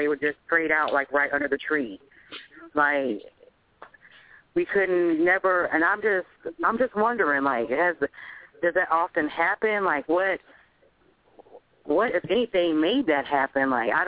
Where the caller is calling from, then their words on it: Tallahassee, Florida, United States; I'm calling from Tallahassee.